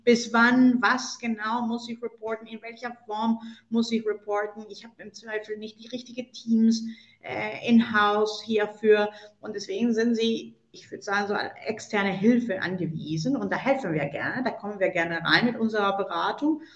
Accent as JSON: {"language": "German", "country": "Colombia", "tie": "born or raised there", "moved": "yes", "said": "gebürtige Kolumbianerin"}